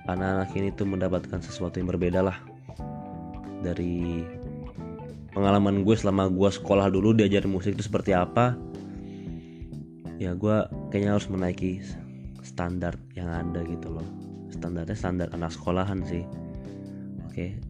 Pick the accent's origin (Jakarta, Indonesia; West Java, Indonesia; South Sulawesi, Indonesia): Jakarta, Indonesia; born there; Iya, gue orang Batak, tapi lahir di Jakarta, lahir di rumah sakit Tebet, tahun 95.